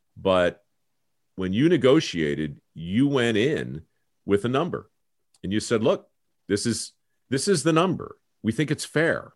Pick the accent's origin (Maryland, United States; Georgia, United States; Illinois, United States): Maryland, United States; Baltimore; moved away; I came from Baltimore